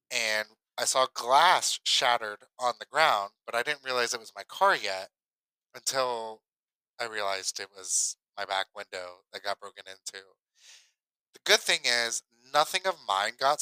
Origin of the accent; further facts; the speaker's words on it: Ohio, United States; moved away as an adult; now in Kentucky, United States; I grew up in Ohio